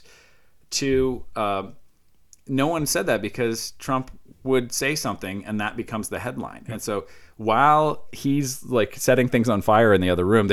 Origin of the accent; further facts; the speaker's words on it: Iowa, United States; I come from Iowa